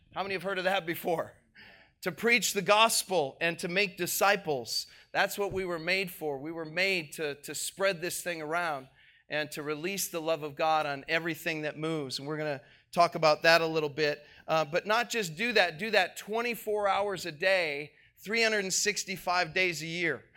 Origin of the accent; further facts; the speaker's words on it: Minneapolis, Minnesota, United States; I'm from Minneapolis